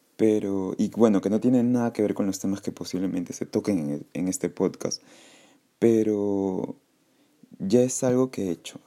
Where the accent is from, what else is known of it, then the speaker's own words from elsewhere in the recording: Callao, Peru; soy peruano, nací en el Callao